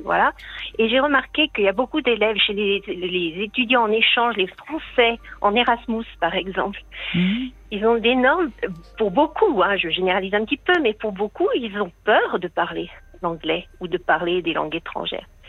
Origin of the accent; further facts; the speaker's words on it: France; moved away as an adult; now in Helsinki, Finland; je suis française. Ah. J'habite en Finlande depuis 40 euh, ans.